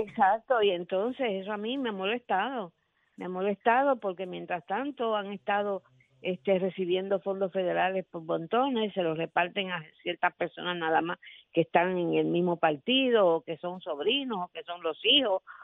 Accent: Puerto Rico; yo soy residente de Puerto Rico

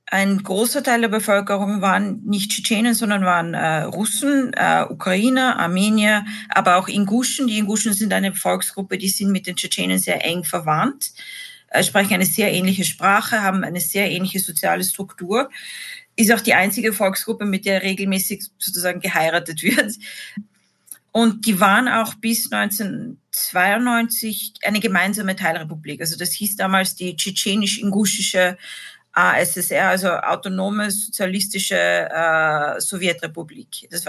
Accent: Vienna, Austria; moved away as an adult; Genau, ich bin aus Wien, bin nach der Matura ein Jahr lang nach Russland gegangen, Mitte der 90er

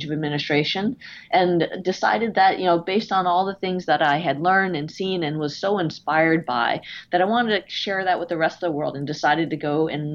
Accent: New Jersey, United States; moved away as an adult; also born or lived in California; I grew up in New Jersey in the suburbs of immigrant parents

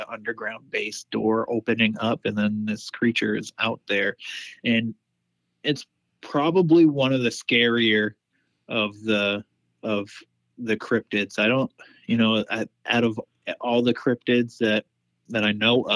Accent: Penobscot, Maine, United States; I'm Penobscot Indian here in front. It's a tribe here in Maine

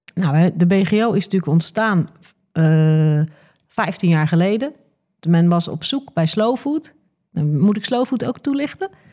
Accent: The Hague, South Holland, Netherlands; moved away as an adult; ik kom oorspronkelijk uit Scheveningen.

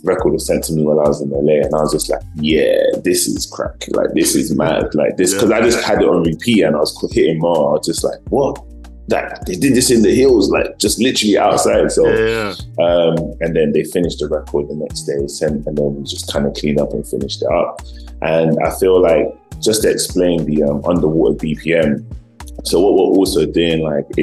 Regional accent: United Kingdom; moved away as an adult; now in Los Angeles, United States; being British born Nigerians living in America

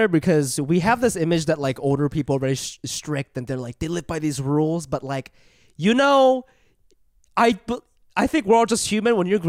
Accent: Ohio, United States; also born or lived in Japan; now in New York, United States; I moved here when I was 8

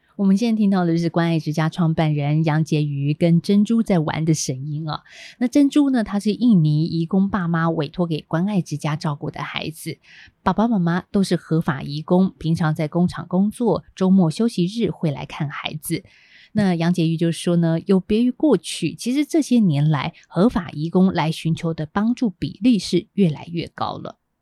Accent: Taiwan; 让我们台湾人都感到有一点负担沉重了

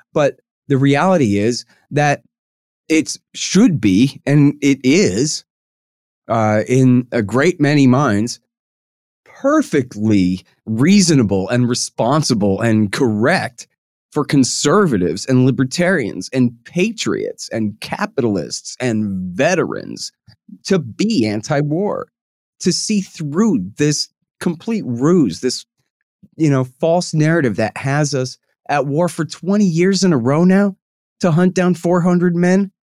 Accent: Austin, Texas, United States; I'm from Austin, Texas.

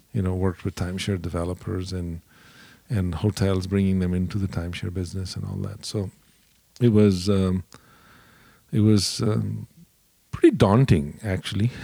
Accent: India; moved away as an adult; also born or lived in Dallas, United States; now in United States; I grew up in India

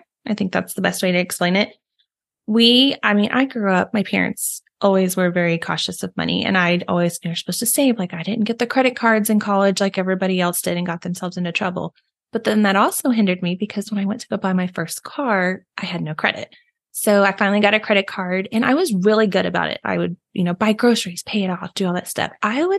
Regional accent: Texas, United States; I am also a Texan like Megan is.

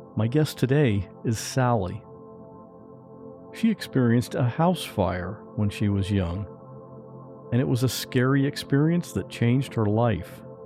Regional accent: Westerville, Ohio, United States; I grew up in Ohio, in a little town called Westerville.

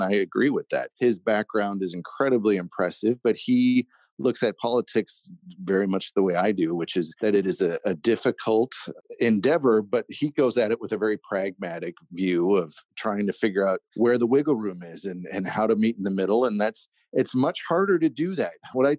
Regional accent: Midwest, United States; also born or lived in Los Angeles, United States; now in Iowa, United States; I grew up in the Midwest and was looking for a possible change from Los Angeles.

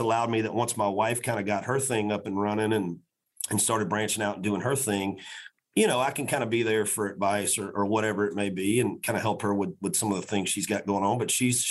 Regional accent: Macon, Georgia, United States; also born or lived in Florida; I was born and raised in Macon, Georgia

